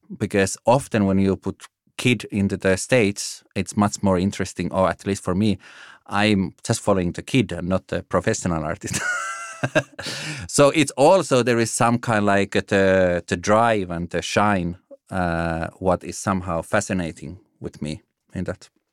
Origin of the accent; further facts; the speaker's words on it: Finland; moved away as an adult; also born or lived in Italy / Germany / Denmark; now in Copenhagen, Denmark; I'm from Finland originally.